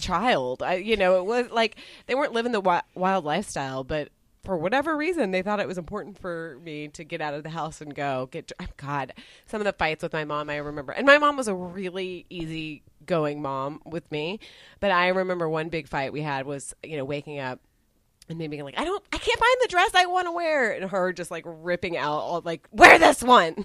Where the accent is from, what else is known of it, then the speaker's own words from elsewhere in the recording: Texas, United States; I grew up in Texas